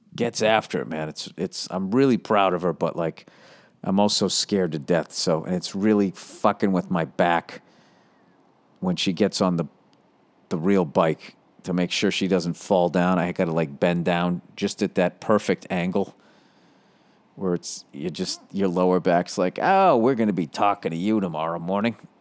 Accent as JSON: {"language": "English", "country": "United States", "said": "I'm an American"}